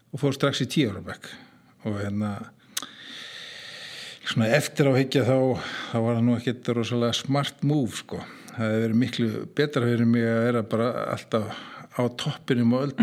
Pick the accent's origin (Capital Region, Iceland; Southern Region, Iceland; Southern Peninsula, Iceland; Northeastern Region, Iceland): Capital Region, Iceland; Kópavogur; Ég er alveg upp í Kóbói fyrst, fyrstu tíu árin til heim í Kóbói hérna, í Östubænum.